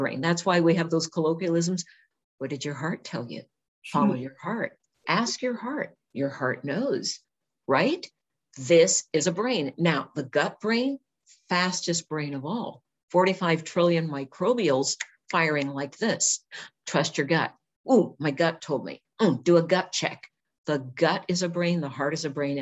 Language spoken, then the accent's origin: English; California, United States; moved away as an adult; also born or lived in Washington; I'm from California, and I wasn't used to the dark, rainy, cold.